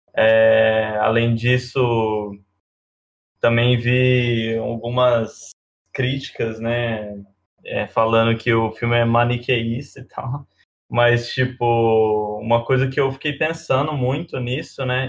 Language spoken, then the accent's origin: Portuguese; Alfenas, Minas Gerais, Brazil; now in São Carlos, Brazil; Eu moro em São Carlos, mas sou de Alfenas, uma cidade muito pequena